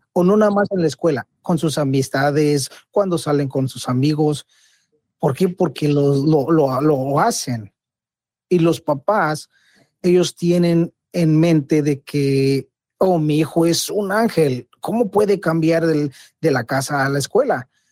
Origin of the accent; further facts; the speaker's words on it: Mexico; como mexicano